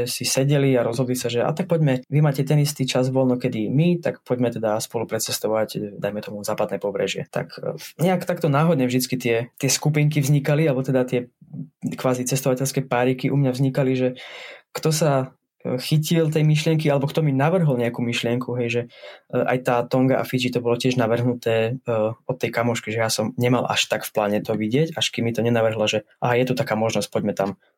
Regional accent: eastern Slovakia, Slovakia; accent: East Slovak; Veľa v mojom prízvuku spravila asi tá, ten pobyt v Bratislave a na škole. Tak, a potom samozrejme v zahraničí sa moc nekomunikuje po východňarsky

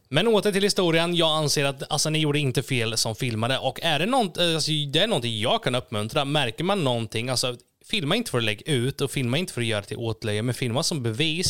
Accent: Norrköping, Östergötland, Sweden; moved away as an adult; also born or lived in Gislaved, Småland; jag är född i Småland, Gislaved, men eh, när jag var fem så flyttade vi till Norrköping

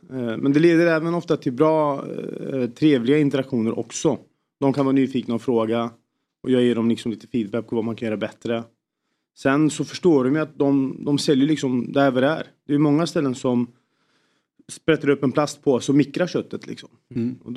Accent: Norrköping, Östergötland, Sweden; moved away; Jag är från Norrköping

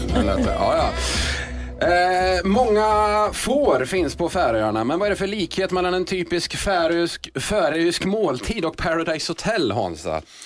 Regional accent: Skara, Västra Götaland, Sweden; Jag är från Skara

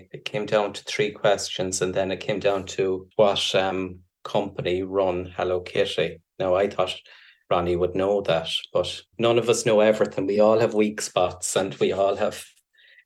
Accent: Cork, Munster, Ireland; When I was in UCC in Cork, I'm from Cork

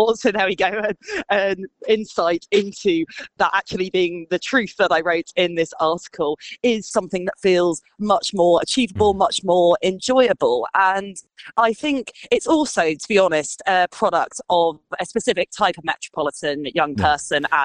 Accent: just outside Glasgow, Scotland, United Kingdom; now in London, United Kingdom; I grew up just outside Glasgow, and a house in the little town that I grew up in would cost you less than a deposit would in London.

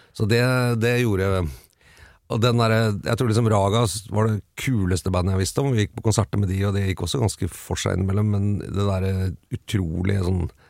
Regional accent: Bærum, Akershus, Norway; Jeg vokste opp på Østerås

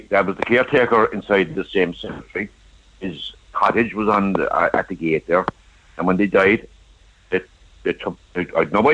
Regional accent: Munster, Ireland; moved away; I'm from Ballyfihan originally

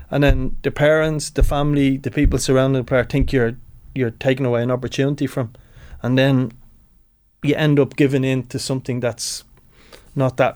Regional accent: Tallaght, County Dublin, Ireland; I'm from Tala originally. We give Tala Town, my my first club, brilliant club

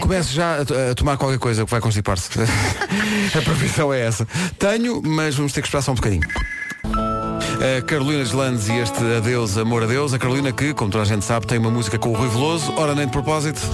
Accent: Lisbon, Portugal; eu sou aqui de Lisboa

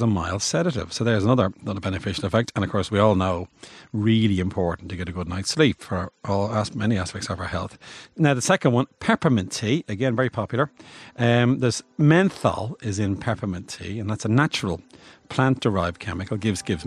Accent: Bray, Leinster, Ireland; I'm from Bray

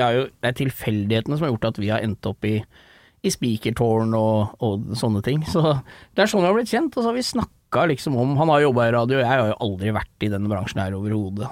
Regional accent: Rælingen, Akershus, Norway; jeg er eh, fra Rælingen, holdt jeg på å si, ute ved Lillestrøm

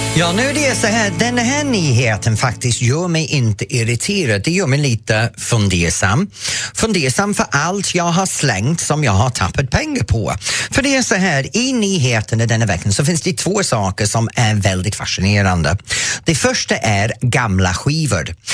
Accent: England, United Kingdom; Swedish is a second language; now in Sweden

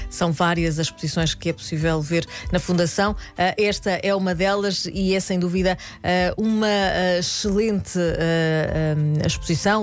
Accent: Cartaxo, Santarém District, Portugal; sou ribatejana, apesar de não ser de Vila Franca de Xira e ser do Cartacho

